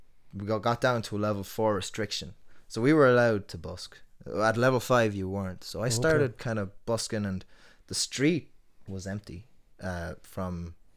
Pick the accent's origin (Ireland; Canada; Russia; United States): Ireland; Tuam, Connacht; But I try to stand out a bit. There have been times where my accent comes out when I don't intend it to.